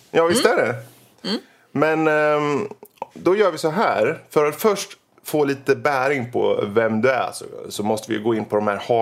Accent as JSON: {"language": "Swedish", "country": "Finland", "said": "Mm, jag är finne."}